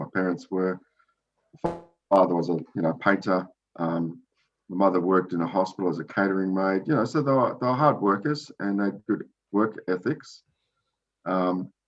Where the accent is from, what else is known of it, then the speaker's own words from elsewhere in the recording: Sydney, New South Wales, Australia; when she arrived in Sydney, I was born